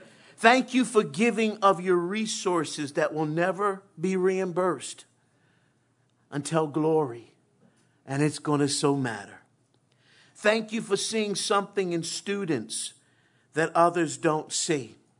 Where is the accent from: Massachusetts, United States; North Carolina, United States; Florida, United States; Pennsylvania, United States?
Pennsylvania, United States; Philadelphia; growing up in West Philly, born and raised, sometimes you just kind of have a lot of mouth